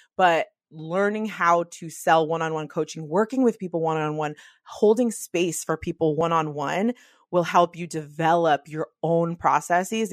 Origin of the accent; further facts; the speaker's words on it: the Bay Area, California, United States; I'm from the Bay